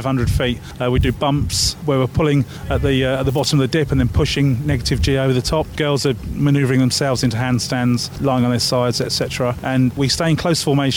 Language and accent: English; near Duxford Airfield, East of England, United Kingdom; I grew up near Duxford Airfield, which is the Imperial War Museum in the UK.